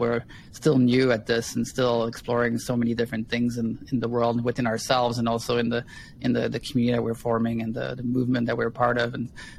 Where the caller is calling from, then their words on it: Kaslo, British Columbia, Canada; today I'm calling from Kaslo, the ancestral lands of the Sinait and Knaha people.